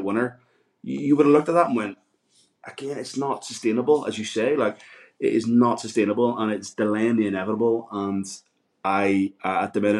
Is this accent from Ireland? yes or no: yes; Ireland; I'm Irish